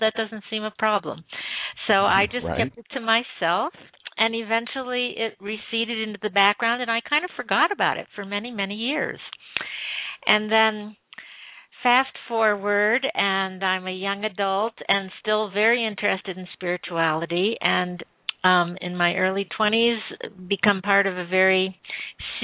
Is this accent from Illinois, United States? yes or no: yes; Midwest America, suburb of Chicago, Illinois, United States; I grew up in Midwest America. At that time, I was living in a suburb of Chicago